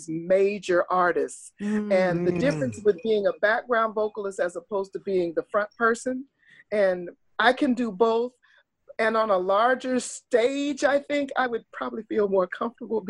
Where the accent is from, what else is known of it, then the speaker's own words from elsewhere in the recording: Oklahoma, United States; moved away; I grew up in Oklahoma, which was a while ago. I was in the fifth grade